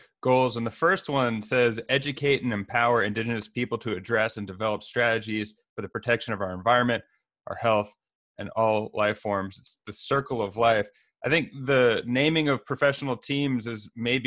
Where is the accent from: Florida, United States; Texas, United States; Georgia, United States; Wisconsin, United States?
Texas, United States; I'm from Texas